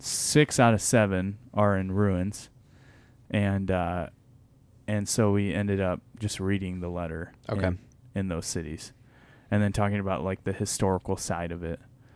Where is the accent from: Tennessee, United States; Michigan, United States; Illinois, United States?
Michigan, United States; Because I'm from Michigan.